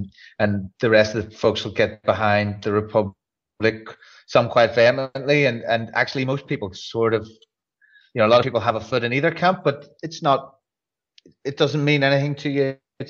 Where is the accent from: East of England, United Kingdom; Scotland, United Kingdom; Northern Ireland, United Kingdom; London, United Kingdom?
Northern Ireland, United Kingdom